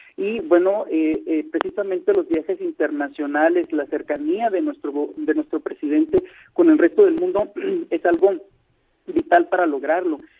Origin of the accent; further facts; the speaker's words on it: northern Mexico border, Mexico; cuando era niño me tocó lograr ver cómo empezaron a abrirse empresas extranjeras, particularmente aquí en la frontera